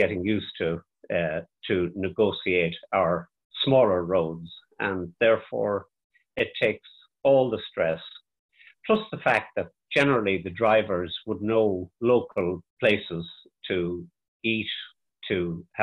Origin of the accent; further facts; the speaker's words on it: County Mayo, Connacht, Ireland; now in Dublin, Ireland; I'm originally from County Mayo, but living in Dublin.